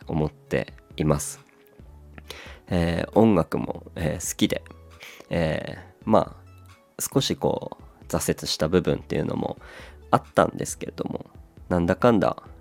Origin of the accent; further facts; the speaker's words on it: Aomori, Japan; moved away as an adult; now in Tokyo, Japan; 僕のこの地元の青森